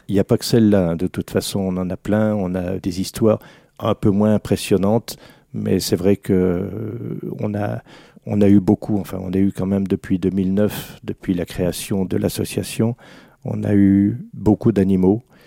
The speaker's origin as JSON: {"language": "French", "area": "Alsace", "region": "Grand Est", "country": "France", "said": "une spécialité de chez nous en Alsace"}